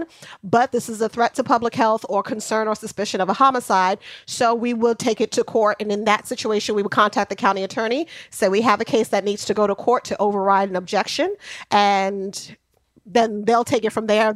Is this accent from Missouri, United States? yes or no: no; New York City, New York, United States; also born or lived in Atlanta / Brooklyn; Jamaica, Queens.